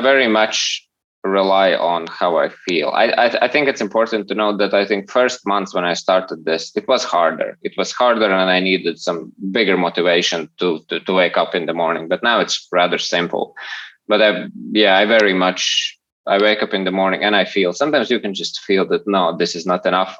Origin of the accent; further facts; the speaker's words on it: Latvia; I'm from Latvia.